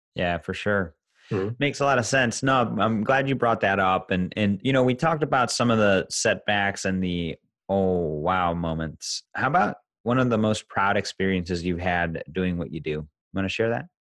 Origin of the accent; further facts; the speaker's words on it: Chicago, Illinois, United States; I'm from Chicago